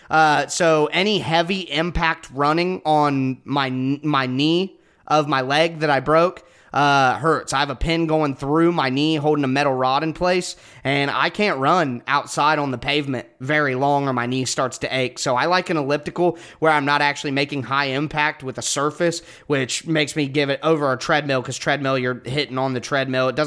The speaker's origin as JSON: {"language": "English", "region": "Ohio", "country": "United States", "said": "So I'm from Ohio. I live in Ohio."}